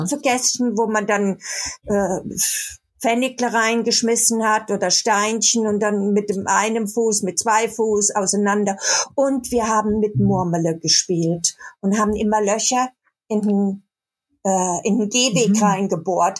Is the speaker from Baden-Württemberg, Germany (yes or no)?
yes; Baden-Württemberg, Germany; accent: Baden (badisch); moved away as an adult; now in Cologne, Germany; ich komme aus Süddeutschland, aus dem Badischen und habe auch manchmal noch so einen badischen Akzent